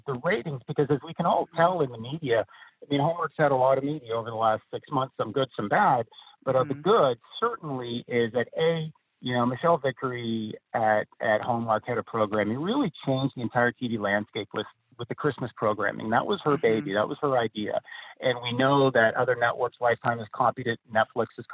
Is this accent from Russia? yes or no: no; near Toronto, Ontario, Canada; moved away as an adult; also born or lived in Los Angeles; near Toronto. And that's where I grew up